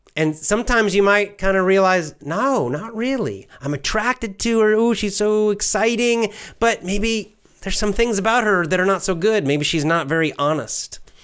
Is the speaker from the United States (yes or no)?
yes; United States; I'm American